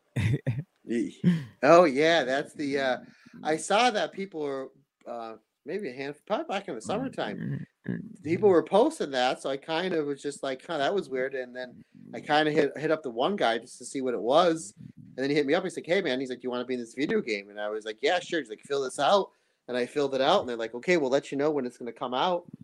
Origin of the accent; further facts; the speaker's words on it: United States; I'm obviously from America